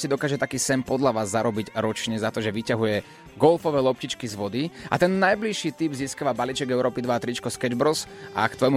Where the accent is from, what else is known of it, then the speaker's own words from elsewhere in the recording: Nitra, Nitra Region, Slovakia; z Nity.